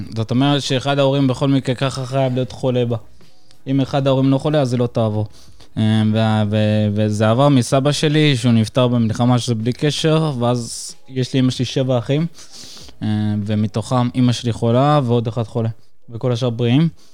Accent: Acre, Northern District, Israel; also born or lived in Caucasus, Russia; אני ואמא שלי עלינו מקווקז, ואני עליתי ב-2001 איתה

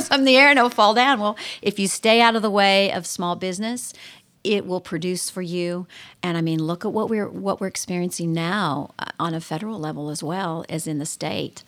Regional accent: Mansfield, Ohio, United States; also born or lived in Texas / Nashville area; now in Lancaster, United States; I was born and raised in Mansfield, Ohio

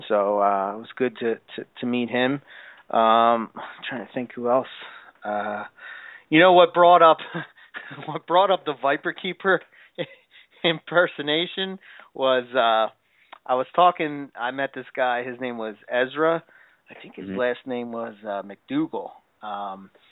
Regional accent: Philadelphia, Pennsylvania, United States; I'm from Philly

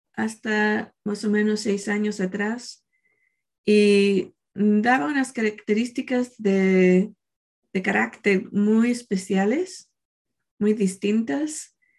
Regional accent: Chile; el día del 4 de marzo, nací yo en Chile

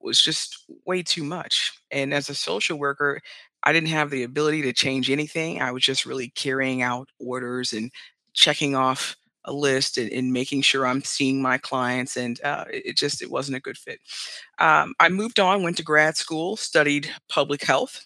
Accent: Cleveland, Ohio, United States; I'm from Cleveland, Ohio

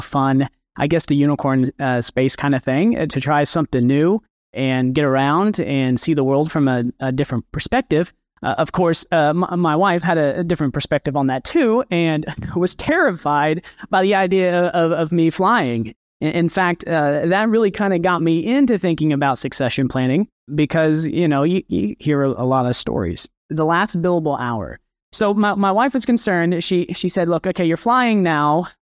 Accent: Kansas, United States; now in Arkansas, United States; I'm originally from Kansas. So if you're from the West Coast, you probably flew over my very beautiful home state, and I'm now in Arkansas.

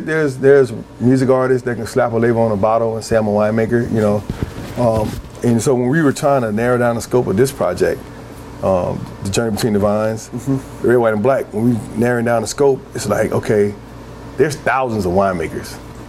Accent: the South, United States; I'm from the South.

